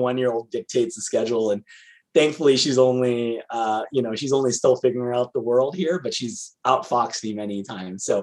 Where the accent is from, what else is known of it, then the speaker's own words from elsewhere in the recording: California, United States; as a Californian